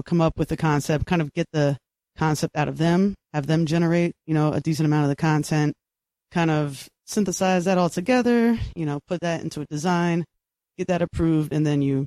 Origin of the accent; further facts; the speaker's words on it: Reading, Pennsylvania, United States; now in Brooklyn, United States; I am born and raised in Reading, Pennsylvania